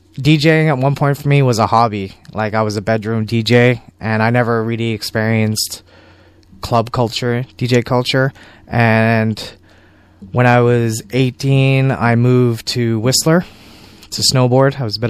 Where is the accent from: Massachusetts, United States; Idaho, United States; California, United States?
California, United States; San Francisco; And it's not like growing up in San Francisco, you can just go to a local record store and you can find all the stuff.